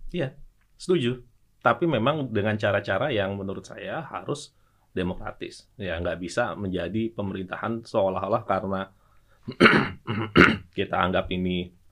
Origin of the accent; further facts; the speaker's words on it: Java, Indonesia; saya Jawa dan Islam